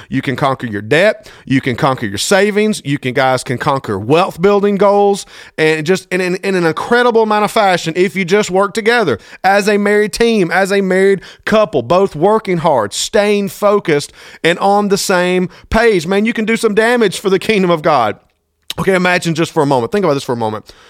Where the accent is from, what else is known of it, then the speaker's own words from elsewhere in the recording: Thomaston, Georgia, United States; my hometown, T-Town, Thomaston, Georgia